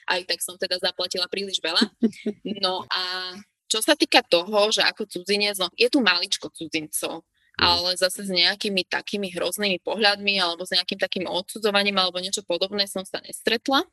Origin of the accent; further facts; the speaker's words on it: Slovakia; moved away as an adult; now in Kuwait; už som tu teda zostala ako Slovenka jediná